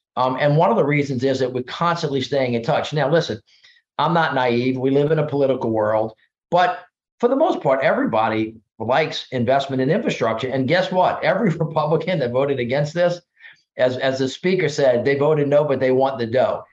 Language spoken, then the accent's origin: English; the South, United States; my thirty years of experience growing up in the South